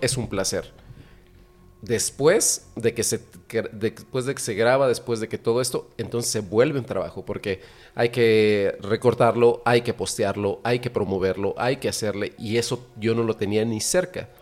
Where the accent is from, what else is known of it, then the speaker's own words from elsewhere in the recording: Mexico; yo ya no soy el mexicano que está orgulloso de ser mexicano